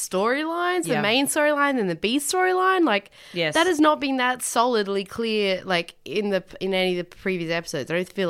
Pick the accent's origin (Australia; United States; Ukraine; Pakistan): Australia; Tasmania; I grew up in Tasmania.